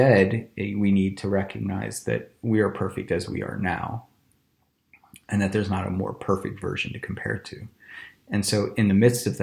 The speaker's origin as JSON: {"language": "English", "country": "United States", "said": "growing up in America"}